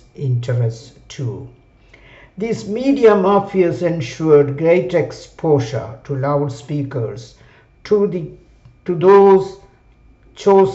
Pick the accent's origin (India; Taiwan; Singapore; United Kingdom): India; Kerala; my home state of Kerala, India